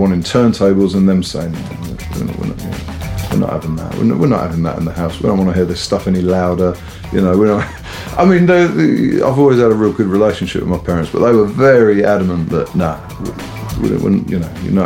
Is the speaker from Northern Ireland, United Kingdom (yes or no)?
no; Southampton, South East England, United Kingdom; I grew up in Southampton and, you know, and not even in the city centre, you know, just the outskirts